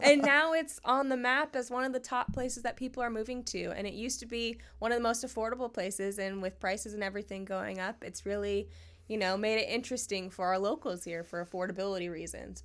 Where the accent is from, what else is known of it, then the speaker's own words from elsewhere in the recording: North Port, Florida, United States; also born or lived in Sarasota, Florida; I was born and raised in Northport